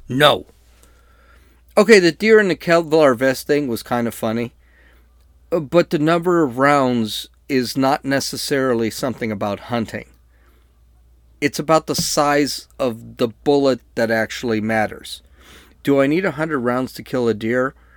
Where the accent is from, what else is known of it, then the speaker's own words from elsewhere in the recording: San Diego, California, United States; I'm from San Diego